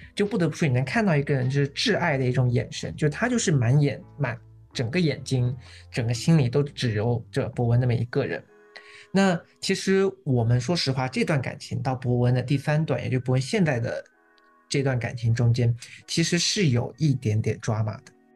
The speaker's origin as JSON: {"language": "Chinese", "region": "southern China", "country": "China", "said": "我一个纯南方人"}